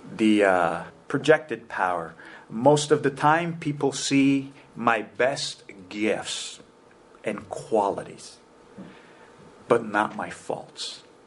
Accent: United States; immigrants in our church attribute to me additional power as an American

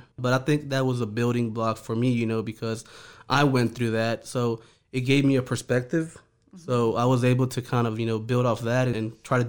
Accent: New Orleans, Louisiana, United States; also born or lived in Honduras; I'm originally from Honduras, small country in Central America. My parents and I and my brothers immigrated when I was 4 years old. We moved to New Orleans.

